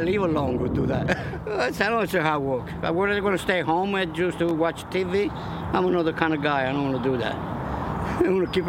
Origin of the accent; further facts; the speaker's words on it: Italy; English is a second language; moved away as an adult; now in Philadelphia, United States; I was born in Italy. I was a farmer guy.